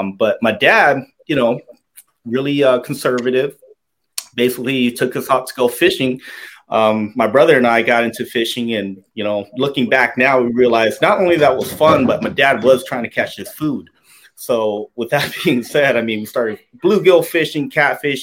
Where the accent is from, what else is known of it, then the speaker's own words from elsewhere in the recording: Tucson, Arizona, United States; I was born and raised here in Arizona, grew up in Tucson, Arizona